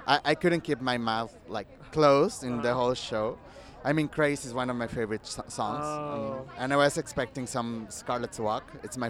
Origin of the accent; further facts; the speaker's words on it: Mexico; also born or lived in Austria; I'm from Mexico